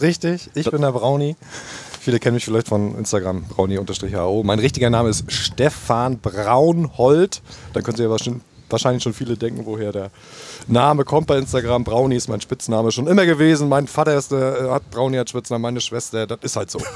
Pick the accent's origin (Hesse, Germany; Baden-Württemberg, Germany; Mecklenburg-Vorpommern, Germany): Mecklenburg-Vorpommern, Germany; Rostock; Rostock, meine Heimatstadt